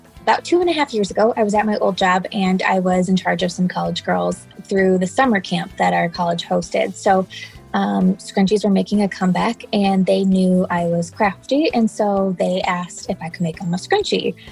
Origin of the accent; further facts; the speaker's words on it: Cedar Rapids, Iowa, United States; I'm from Cedar Rapids, Iowa